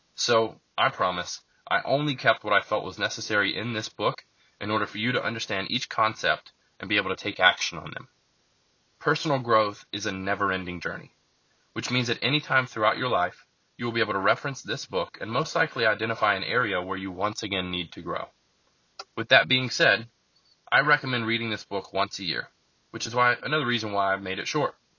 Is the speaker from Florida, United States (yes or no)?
yes; Lakeland, Florida, United States; also born or lived in Bartow, Florida; I was raised in Lakeland, Florida, which is just a bigger small city next to Bartow